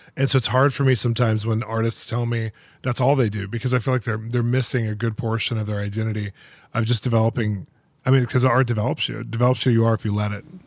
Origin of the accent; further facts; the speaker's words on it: California, United States; now in Los Angeles, United States; I'm from California